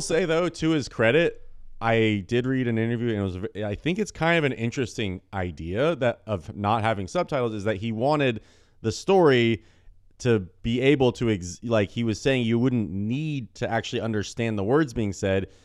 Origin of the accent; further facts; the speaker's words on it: United States; growing up in the United States of America